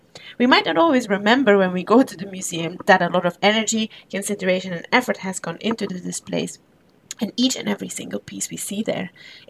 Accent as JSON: {"language": "English", "country": "Belgium", "moved": "yes", "said": "In the capital of my home country, Belgium"}